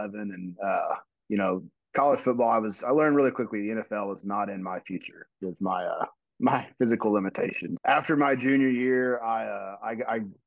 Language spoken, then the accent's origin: English; Montgomery, Texas, United States; also born or lived in Houston area, Texas; I'm actually born and raised in Montgomery, Texas, which is about an hour-ish, depending on how fast you drive in traffic, northwest of Houston